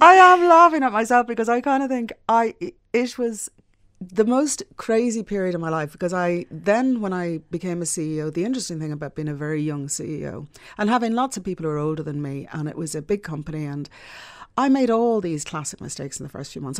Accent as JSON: {"language": "English", "town": "Dublin", "region": "Leinster", "country": "Ireland", "tie": "born or raised there", "also_born_or_lived": "Scotland", "said": "I grew up in the Phoenix Park"}